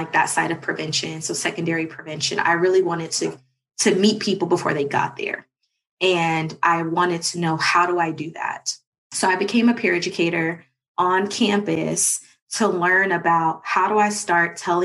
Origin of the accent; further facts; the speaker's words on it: Cincinnati, Ohio, United States; moved away as an adult; now in Atlanta, United States; I am from Cincinnati, Ohio. Went to Walnut Hills High School